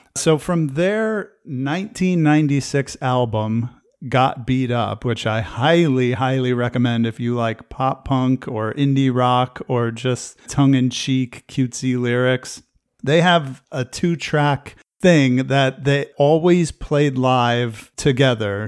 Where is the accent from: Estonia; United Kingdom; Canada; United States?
United States; New Jersey; I grew up in New Jersey